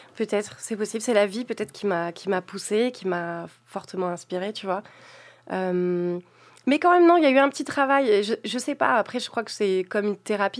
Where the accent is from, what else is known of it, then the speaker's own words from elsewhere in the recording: south of France, France; Je suis originaire du sud de la France